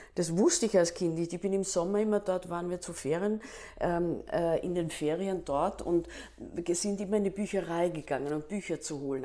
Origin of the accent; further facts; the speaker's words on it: Staatz, Lower Austria, Austria; also born or lived in Klagenfurt, Austria; Staatser Klippe ist eine Ruine und da bin ich aufgewachsen